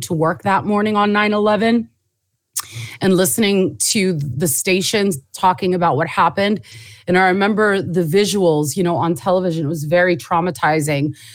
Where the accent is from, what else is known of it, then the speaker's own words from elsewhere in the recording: Southern California, United States; also born or lived in Jordan / New York; I was born in Jordan, moved to the States when I was, in the seventies when I was three. Um, grew up in Southern California